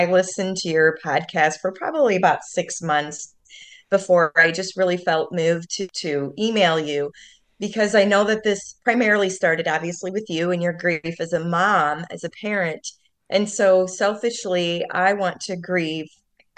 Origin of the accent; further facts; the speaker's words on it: United States; we grew up and we're from the Quad Cities, and it's on the border of Iowa and Illinois